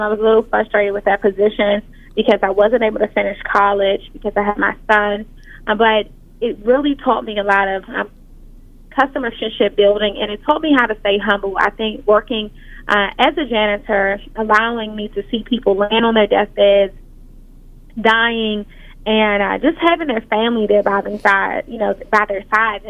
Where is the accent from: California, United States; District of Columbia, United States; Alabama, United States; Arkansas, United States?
District of Columbia, United States; Washington; I grew up in Washington, D.C., and by the time I was 14